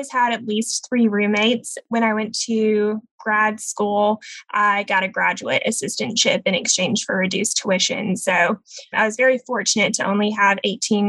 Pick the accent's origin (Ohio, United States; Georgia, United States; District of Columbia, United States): Georgia, United States; moved away as an adult; now in Seattle, United States; I'm originally from Georgia